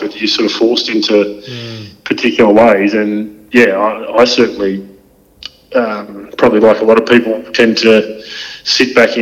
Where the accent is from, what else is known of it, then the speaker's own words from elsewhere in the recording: Narembeen, Western Australia, Australia; also born or lived in Perth; The town's called Narembeen. It's about 350 k's straight east from Perth.